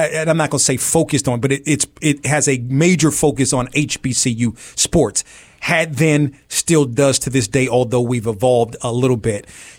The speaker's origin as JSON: {"language": "English", "town": "Silver Spring", "region": "Maryland", "country": "United States", "tie": "born or raised there", "also_born_or_lived": "Hyattsville, Maryland", "said": "Originally from Hyattsville, Maryland, which is part of the DMV. Mm-hmm. And I really grew up in Silver Spring, Maryland. So I'm a Washingtonian through and through."}